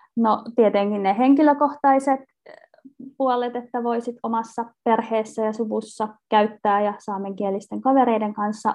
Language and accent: Finnish; Vantaa, Uusimaa, Finland; moved away; also born or lived in Turku / Oulu; mä olen kotoisin Vantaalta